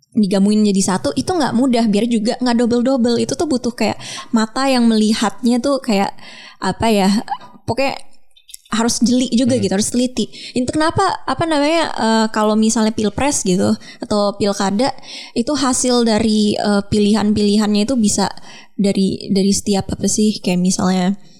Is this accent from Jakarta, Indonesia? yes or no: yes; Jakarta, Indonesia; gue orang Jakarta